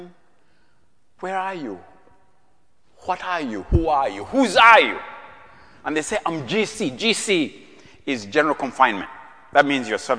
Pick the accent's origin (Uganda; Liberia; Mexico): Uganda; moved away as an adult; now in United States; I'm from Uganda, as Jack told you, I was born in Uganda